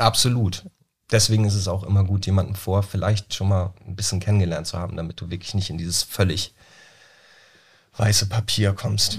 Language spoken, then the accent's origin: German; Flensburg, Schleswig-Holstein, Germany; in Flensburg, da wo ich herkomme